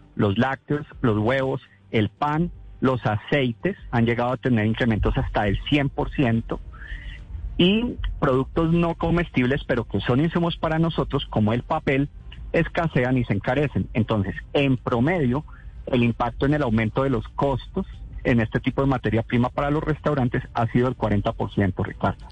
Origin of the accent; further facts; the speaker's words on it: Colombia; como colombianos